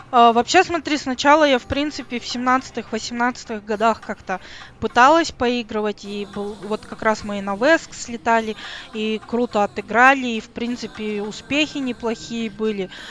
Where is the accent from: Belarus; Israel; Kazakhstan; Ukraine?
Kazakhstan; я из Казахстана